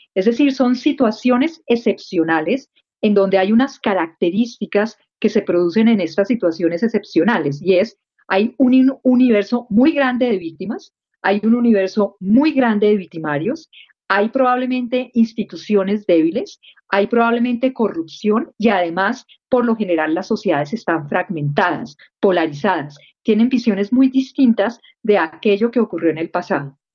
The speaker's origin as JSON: {"language": "Spanish", "country": "Colombia", "said": "hicimos como colombianos"}